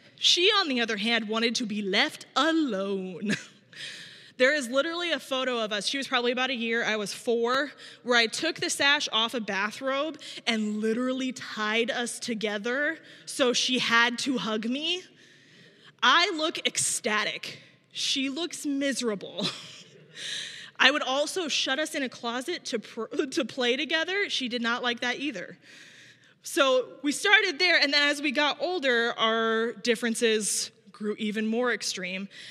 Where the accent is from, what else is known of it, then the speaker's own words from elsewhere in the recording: small town in Illinois, United States; also born or lived in Minneapolis, Minnesota / Berwyn, Illinois; I grew up not here in Chicago, but here in Illinois, but in small town